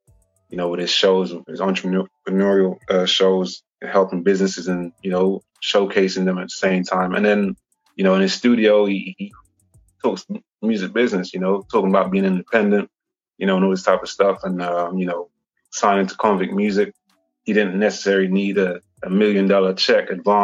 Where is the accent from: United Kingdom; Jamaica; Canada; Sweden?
United Kingdom; England; also born or lived in Saint Vincent and the Grenadines; I came to England when I was about 7 years old